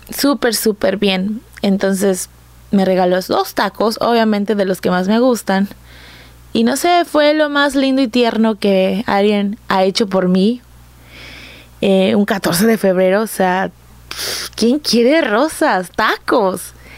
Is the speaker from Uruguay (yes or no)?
no; Coatzacoalcos, Veracruz, Mexico; soy de Coatzacoalcos, Veracruz, aquí nací, aquí he crecido